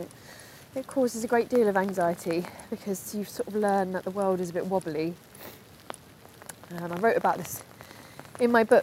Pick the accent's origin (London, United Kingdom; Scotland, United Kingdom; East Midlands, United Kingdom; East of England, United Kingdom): London, United Kingdom; I am half Welsh, but I grew up in London.